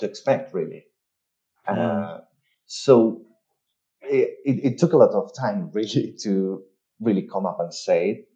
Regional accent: Tenerife, Canary Islands, Spain; moved away as an adult; also born or lived in Madrid, Spain / United Kingdom; I'm from Spain, I'm from Tenerife. I left Tenerife in the year 2009 to go to Madrid to study

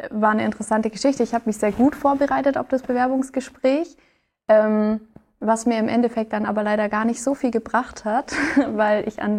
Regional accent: Bavaria, Germany; now in Ulm, Germany; also ich komme aus dem Allgäu und habe da eigentlich auch schon eineinhalb Jahre allein in meiner Wohnung gewohnt

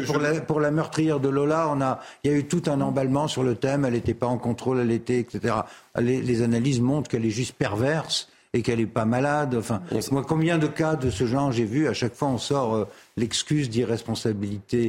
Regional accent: Paris, Île-de-France, France; je suis parisien et j'ai été un quart de siècle député du centre de Paris

